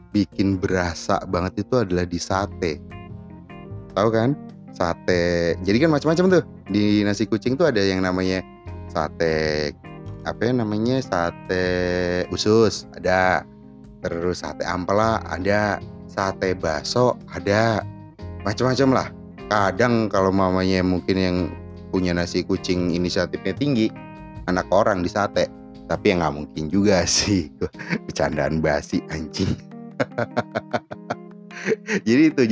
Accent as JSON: {"language": "Indonesian", "town": "Semarang", "region": "Central Java", "country": "Indonesia", "said": "kita kita berasal dari Semarang kota Jawa Tengah itu ya"}